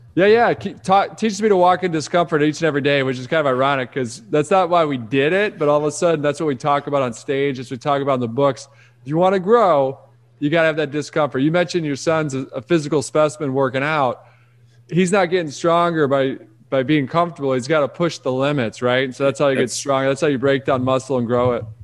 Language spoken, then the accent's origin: English; Rochester, Michigan, United States; I grew up in Detroit, outside of Detroit